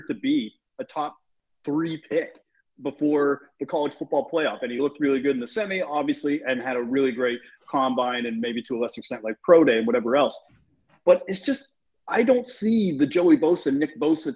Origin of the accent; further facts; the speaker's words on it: Canada; we're Canadian